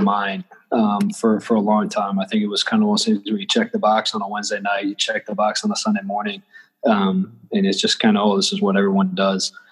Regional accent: Grand Rapids, Michigan, United States; moved away as an adult; also born or lived in Southern Illinois; I grew up growing up in Grand Rapids

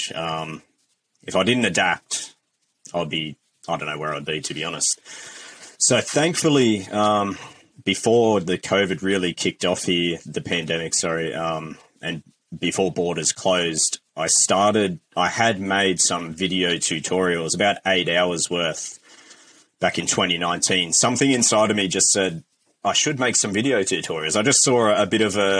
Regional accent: Australia; now in New Zealand; I'm an Aussie

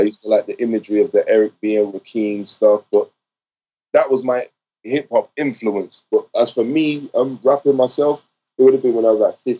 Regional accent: London, United Kingdom; I'm from West London, from the other side.

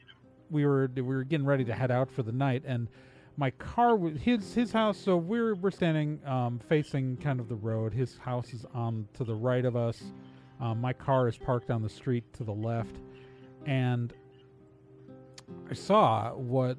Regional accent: Wauwatosa, Wisconsin, United States; I grew up in mostly in Wauwatosa, Wisconsin. It's a suburb of Milwaukee

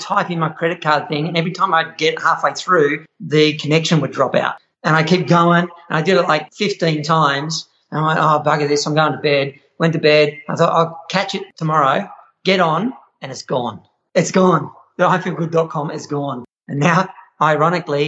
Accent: Australia

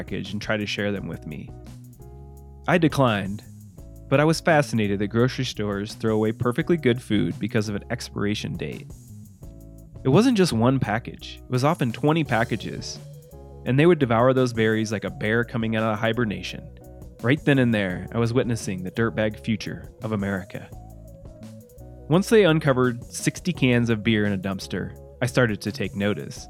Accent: Midwest, United States; moved away; growing up in the Midwest

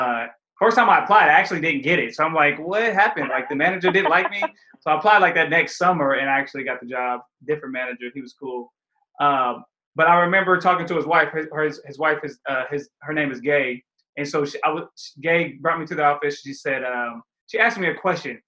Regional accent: Highland Park, United States; I come from Highland Park

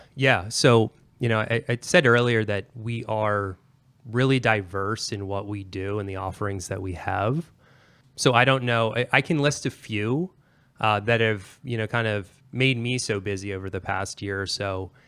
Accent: Pennsylvania, United States; moved away; I'm originally an East Coaster. I'm from Pennsylvania, born and raised

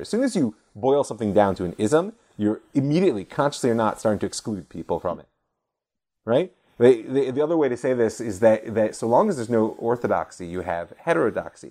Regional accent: United States; moved away as an adult; now in Israel; growing up as an American Jew in suburbia

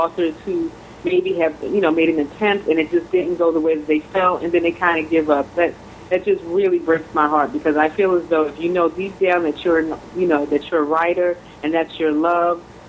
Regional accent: Philadelphia, Pennsylvania, United States; moved away as an adult; now in South Jersey, United States; I'm originally from Philadelphia, PA. I've been in the South Jersey area for about 13 years

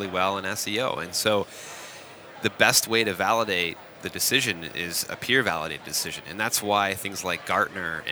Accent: Waterloo, Ontario, Canada; in my hometown called BlackBerry

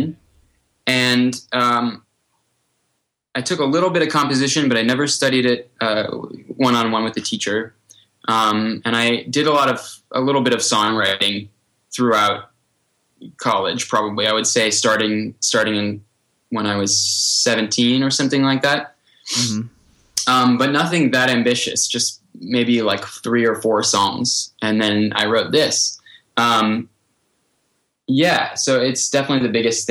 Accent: Hudson Valley, New York, United States; also born or lived in New Mexico; the Hudson Valley and all these places that I am so familiar with that are so close to my heart from growing up around them

